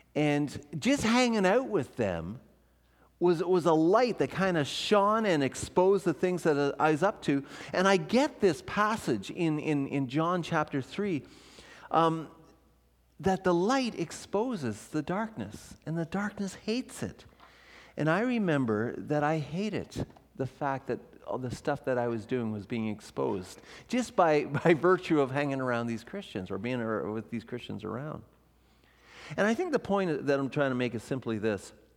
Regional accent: Ontario, Canada; moved away as an adult; also born or lived in Vancouver; I'm from Ontario o-, originally

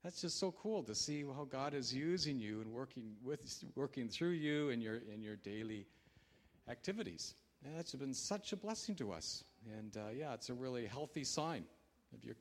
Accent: Canada; I'm a Canadian

